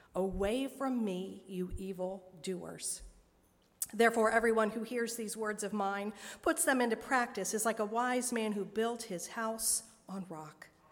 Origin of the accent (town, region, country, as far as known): Dayton, Ohio, United States; born or raised there; moved away as an adult; also born or lived in Richmond, Indiana / Cincinnati, Ohio